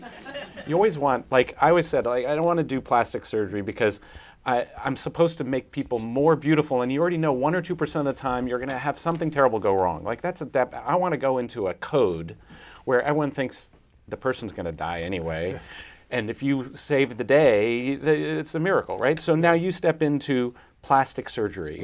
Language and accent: English; Athens, Ohio, United States; moved away; my hometown in Athens, Ohio.